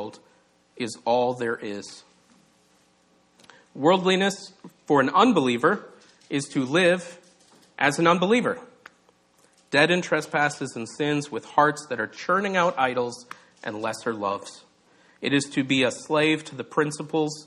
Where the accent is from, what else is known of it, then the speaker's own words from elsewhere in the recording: Minnesota, United States; I'm from Minnesota